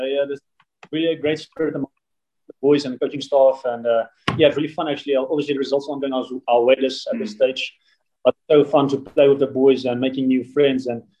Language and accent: English; Bloemfontein, Free State, South Africa; now in Port Elizabeth, South Africa; I'm from Bloemfontein originally. Went to school, Jim Boucher High School there in Bloem, and then did at Kofsis, and I played Free State as well